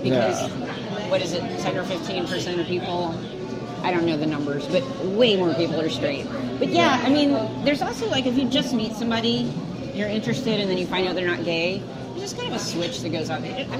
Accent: Mississippi, United States; I was born in Mississippi in the 1960s.

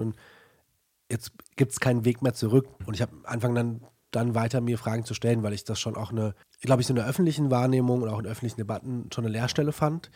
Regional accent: Germany; ich bin in Deutschland aufgewachsen

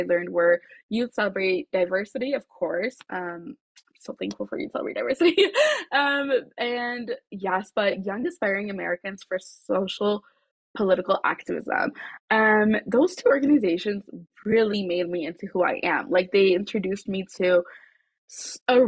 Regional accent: Addis Ababa, Ethiopia; now in Aurora, United States; I'm originally from Addis Ababa, Ethiopia

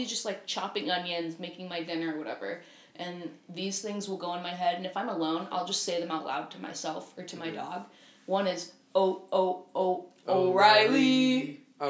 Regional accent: Florida, United States; I'm from Florida

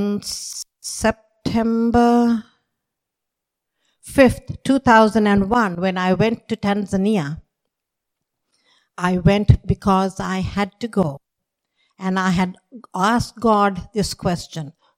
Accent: Sri Lanka; moved away; I grew up in Sri Lanka.

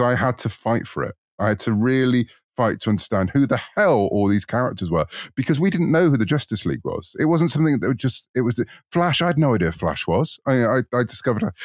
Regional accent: United Kingdom; you might tell from my accent, I'm in the U K

